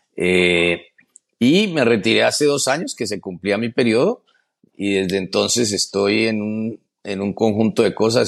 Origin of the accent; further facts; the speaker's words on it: Colombia; moved away as an adult; also born or lived in Philadelphia, United States; now in United States; yo soy un colombiano común y corriente